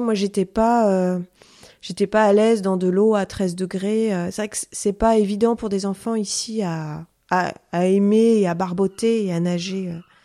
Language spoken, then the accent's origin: French; Ouessant, Brittany, France; je suis marin-pêcheur et je suis aussi guide conférencière. Je suis donc originaire euh, d'Ouessant